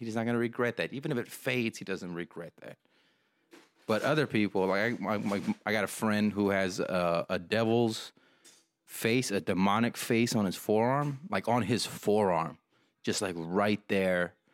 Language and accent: English; Texas, United States; I'm from Texas